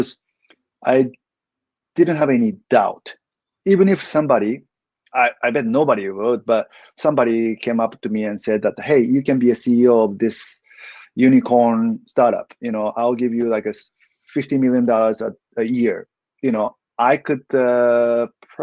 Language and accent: English; Japan; I'm ethnic Korean. I was born and raised in Japan, but my parents are Korean